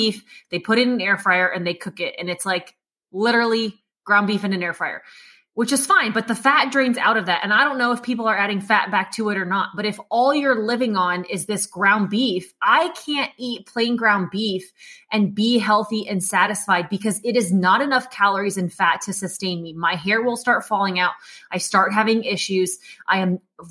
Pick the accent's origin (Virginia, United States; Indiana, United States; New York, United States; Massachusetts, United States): Indiana, United States; I'm from the Midwest. Listen, I know, Judy, I'm just a basic white person, okay? That's it. There's no eclectic culture there, Judy. It's just Indiana.